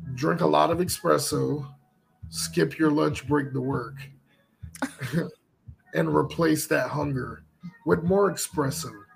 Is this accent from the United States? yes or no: yes; the South, United States; accent: southern; my southern accent came out a bit